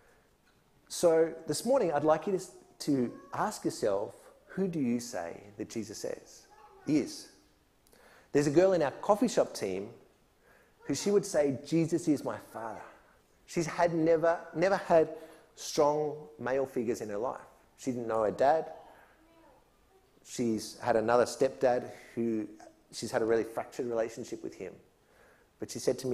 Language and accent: English; Australia; moved away as an adult; also born or lived in Mexico; I'm an Aussie. I grew up my whole young life here